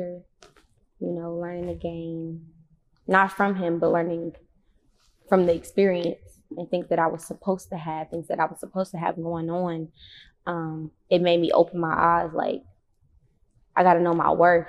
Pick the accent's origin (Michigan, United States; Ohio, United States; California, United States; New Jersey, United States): Michigan, United States; Detroit; I'm from Joy Road 89, straight up off the freeway